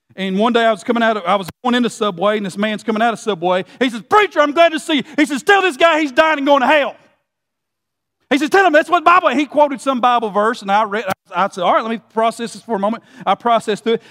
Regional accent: Gordonsville, Tennessee, United States; I grew up in Gordonsville, Tennessee

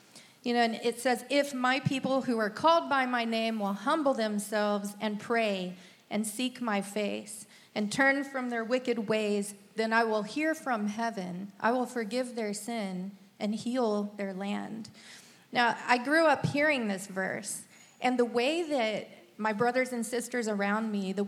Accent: Texas, United States; accent: Texan; So, I kind of lost my Texan accent along the way.

